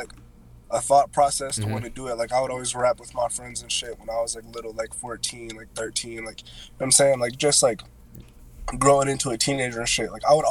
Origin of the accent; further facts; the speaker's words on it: Ohio, United States; when I went to college in Cincinnati, because I'm from Ohio.